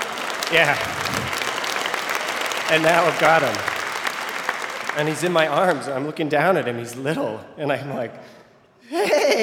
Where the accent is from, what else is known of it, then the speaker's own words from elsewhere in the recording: Vermont, United States; I am from Vermont